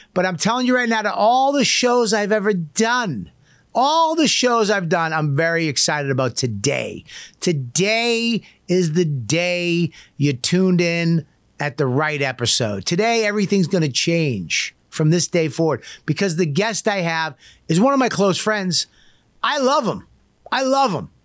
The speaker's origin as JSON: {"language": "English", "town": "Medford", "region": "Massachusetts", "country": "United States", "tie": "born or raised there", "said": "I grew up in Medford"}